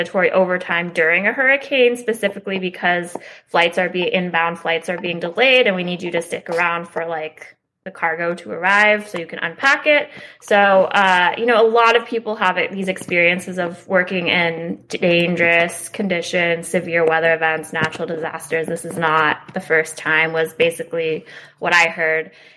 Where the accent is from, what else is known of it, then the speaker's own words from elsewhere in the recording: California, United States; now in New York, United States; I am from California and I live in New York